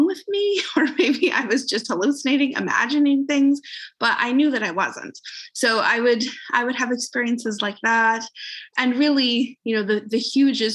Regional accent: just outside of Vancouver, British Columbia, Canada; also born or lived in Calgary; I'm just outside of Vancouver in Canada

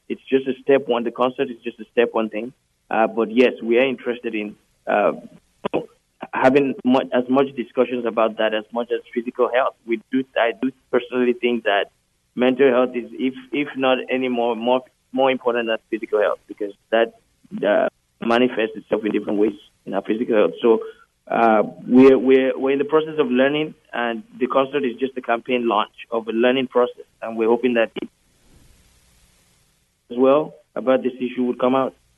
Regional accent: Nigeria; also born or lived in United Kingdom; now in Canada; in 2012, I moved to Canada from the UK. Uh, I was born in Nigeria

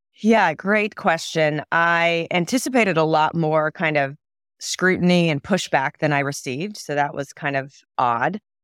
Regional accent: Southern California, United States; I grew up in Southern California

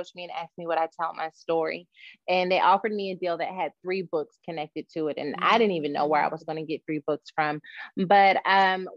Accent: Dallas, Texas, United States; also born or lived in West Virginia; So we moved from West Virginia to Dallas in 1996

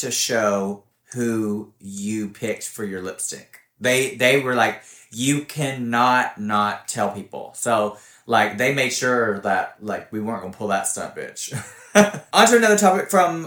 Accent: Alabama, United States; I'm from Alabama

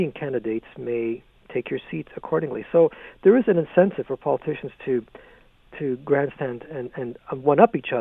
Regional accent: Canada; being Canadian

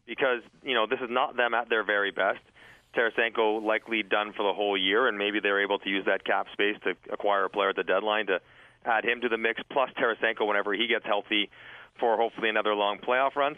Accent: Toronto, Ontario, Canada; I was from Toronto. I was playing for the Leafs.

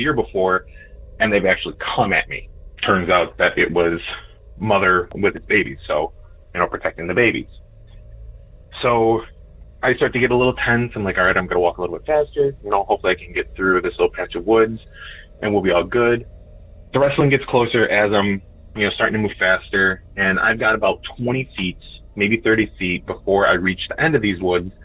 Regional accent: Chicagoland, northwest suburbs of Illinois, United States; I am from Chicagoland, northwest suburbs of Illinois

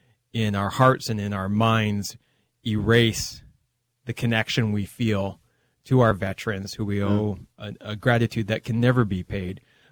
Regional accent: British Columbia, Canada; I'm actually from the other part of the country. I'm from British Columbia.

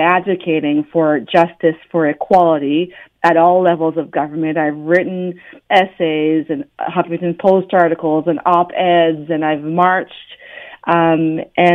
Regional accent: Ottawa, Ontario, Canada; I was born and raised in Ottawa

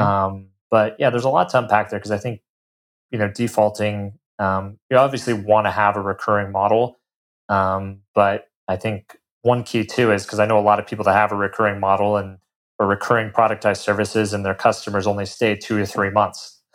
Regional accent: Colorado, United States; moved away as an adult; I'm originally from Colorado, um, grew up, you know, in the mountains there

